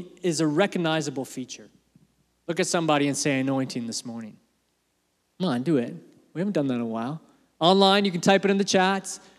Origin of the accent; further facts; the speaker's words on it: Canada; also born or lived in England; my family, when we came to Canada, I was born in England. Family's from England. We moved here when I was 2